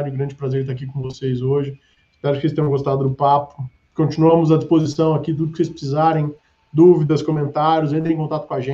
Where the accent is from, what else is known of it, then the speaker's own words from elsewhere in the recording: Ribeirão Preto, São Paulo, Brazil; eu sou do interior, é, sou do interior de São Paulo, de Ribeirão Preto.